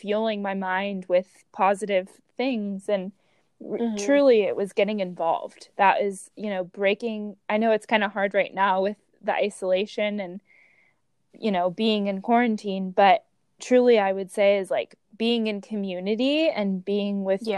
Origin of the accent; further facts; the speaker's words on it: Orange County, California, United States; moved away as an adult; now in San Diego, United States; growing up in Orange County, California